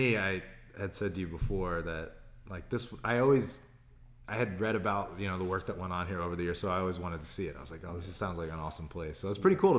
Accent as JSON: {"language": "English", "town": "Pittsburgh", "region": "Pennsylvania", "country": "United States", "tie": "born or raised there", "said": "I grew up in Pittsburgh, and I grew up around a lot of coaches for the Steelers."}